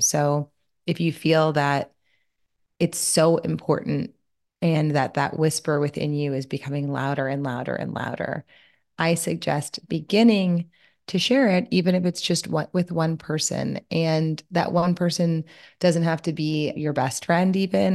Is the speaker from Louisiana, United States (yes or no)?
yes; Louisiana, United States; I'm from Louisiana, so my mom does a lobster boil